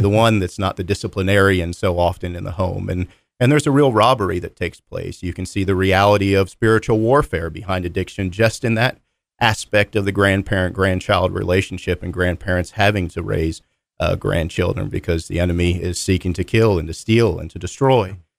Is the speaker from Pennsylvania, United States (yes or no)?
yes; Philadelphia, Pennsylvania, United States; now in North Carolina, United States; I grew up in the Philadelphia area